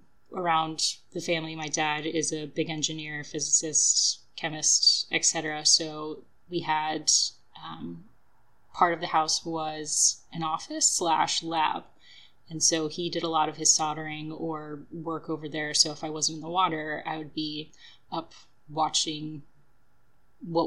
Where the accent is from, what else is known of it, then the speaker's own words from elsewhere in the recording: North Palm Beach, Florida, United States; also born or lived in California; I was born here in North Palm Beach, and my parents are Kiwis